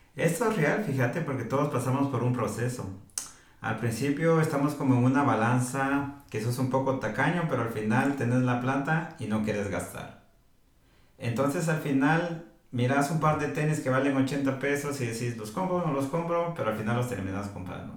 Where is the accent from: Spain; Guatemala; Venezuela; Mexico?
Guatemala; now in United States; la mayoría de hombres guatemaltecos estamos acostumbrados